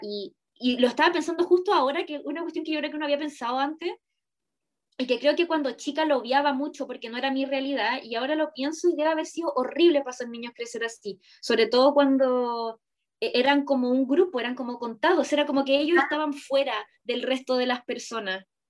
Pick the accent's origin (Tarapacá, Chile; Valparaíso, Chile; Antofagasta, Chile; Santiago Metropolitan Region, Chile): Tarapacá, Chile; Iquique; yo crecí toda mi infancia y adolescencia en Iquique, en el norte